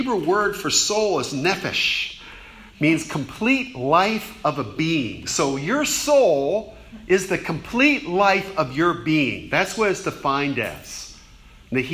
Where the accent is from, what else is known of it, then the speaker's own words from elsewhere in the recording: Fort Lauderdale, Florida, United States; moved away as an adult; also born or lived in New Orleans / Gainesville, Florida; I grew up in Fort Lauderdale, Florida.